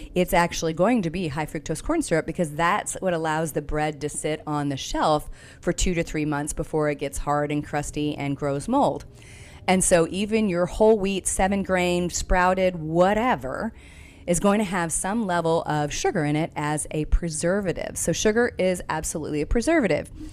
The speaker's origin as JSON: {"language": "English", "region": "Texas", "country": "United States", "said": "I'm from Texas"}